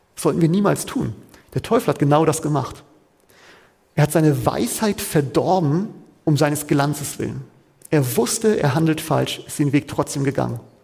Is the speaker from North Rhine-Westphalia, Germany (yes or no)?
no; Hamburg, Germany; Da, wo ich ursprünglich herkomme, wo ich auch geboren bin